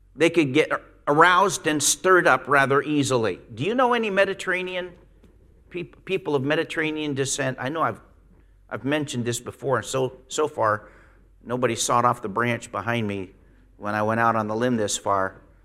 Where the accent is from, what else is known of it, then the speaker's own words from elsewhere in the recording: Pennsylvania, United States; moved away as an adult; when I go back to Pennsylvania and walk down the street, it, it's rare that I see somebody. I've been gone 45 years.